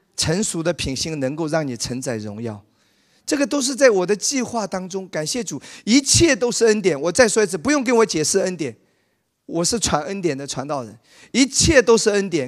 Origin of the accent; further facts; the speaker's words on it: Wenzhou, Zhejiang, China; 在我老家温州